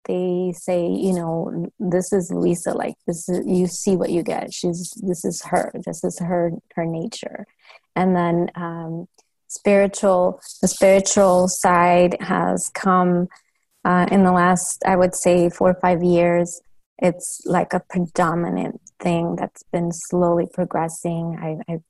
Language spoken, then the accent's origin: English; Los Angeles, California, United States; also born or lived in San Diego; I eventually moved to LA, back to LA where I'm from. We're from the San Gabriel Valley area.